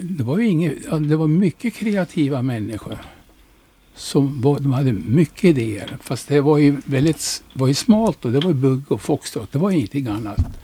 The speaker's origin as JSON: {"language": "Swedish", "region": "Norrland", "country": "Sweden", "moved": "as an adult", "lives_now": "Västervik, Sweden", "said": "jag är norrlänning"}